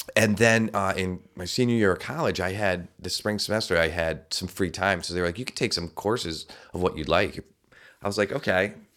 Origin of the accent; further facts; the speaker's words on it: Albany, New York, United States; the fire department where I grew up in the Albany area